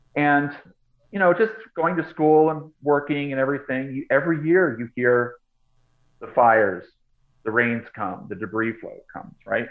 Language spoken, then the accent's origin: English; Boston, Massachusetts, United States; moved away as an adult; now in Los Angeles, United States; Boston, which is where I grew up. So I grew up mostly on the East Coast